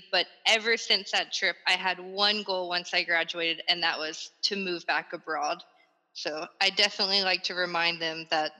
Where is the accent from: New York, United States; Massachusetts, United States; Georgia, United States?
Georgia, United States; Atlanta; moved away as an adult; also born or lived in Guatemala / Ecuador / Peru / Panama; now in Ho Chi Minh City, Vietnam; I am originally from the States, from Atlanta. I've been living abroad about 6.5 years now.